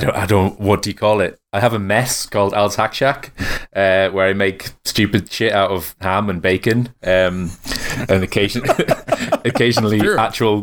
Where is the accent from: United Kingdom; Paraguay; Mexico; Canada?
United Kingdom; England; I'm from England.